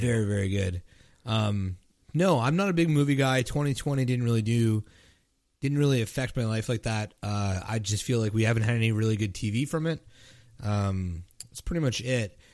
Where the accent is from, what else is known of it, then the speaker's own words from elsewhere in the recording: Canada; I'm Canadian